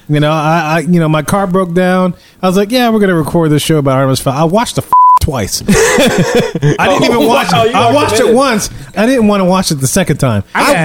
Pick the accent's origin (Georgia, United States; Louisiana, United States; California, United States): Louisiana, United States; New Orleans; I'm from New Orleans.